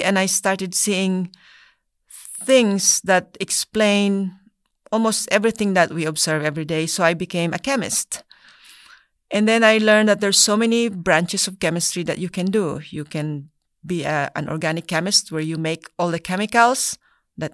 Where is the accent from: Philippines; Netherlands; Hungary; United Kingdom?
Philippines; now in United States; I was born in the Philippines. I was raised in a very small village.